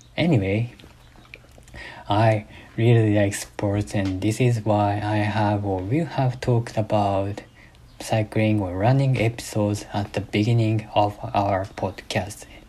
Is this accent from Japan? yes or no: yes; Japan; English is a second language; moved away as an adult; now in United States; I was born in Japan and have been have been raised in Japan until 2 years after graduating from my high school.